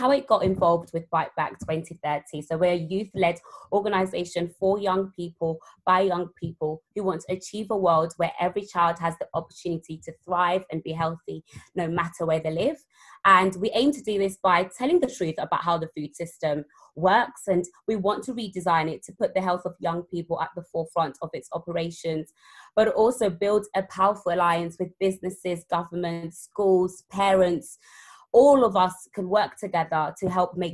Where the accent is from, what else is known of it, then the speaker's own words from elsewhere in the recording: London, United Kingdom; also born or lived in Zimbabwe; So I grew up in South London